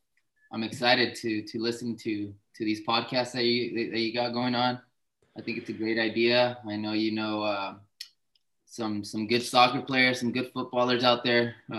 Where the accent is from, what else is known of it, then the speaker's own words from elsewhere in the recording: Santa Barbara, California, United States; also born or lived in Guadalajara, Mexico / Oxnard, California; I was born in Mexico, Guadalajara. Okay. I was raised in Santa Barbara, California.